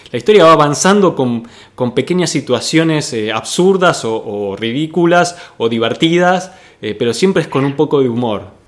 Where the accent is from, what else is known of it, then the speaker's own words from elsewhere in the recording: San Miguel, Buenos Aires Province, Argentina; yo me crié ahí cerca, en San Miguel